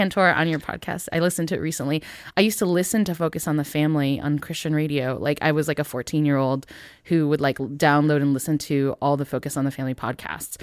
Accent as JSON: {"language": "English", "town": "Northville", "region": "Michigan", "country": "United States", "tie": "born or raised there", "said": "born in this time period in, in Northville, Michigan"}